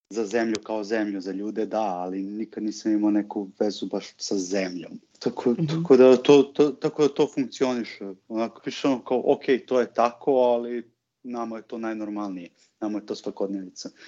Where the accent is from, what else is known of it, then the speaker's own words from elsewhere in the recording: Serbia; moved away as an adult; now in Vienna, Austria; po mojom akcentu će odmah reći da, da, da nisam iz Austrije. Čim samo kažu kao moj tata iz Srbije, ja sam, ja sam iz Beča.